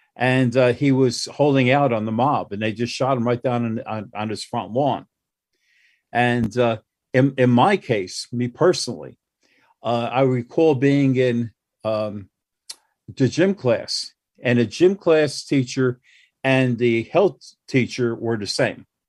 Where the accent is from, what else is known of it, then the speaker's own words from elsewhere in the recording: Newark, New Jersey, United States; I grew up in Newark